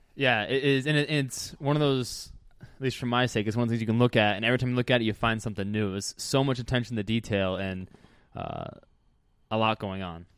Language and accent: English; New Jersey, United States; moved away; my home state of New Jersey